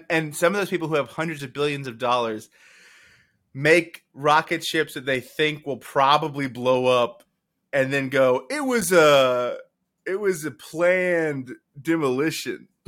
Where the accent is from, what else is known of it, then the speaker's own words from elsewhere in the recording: California, United States; My dad is Mexican, and I'm from California.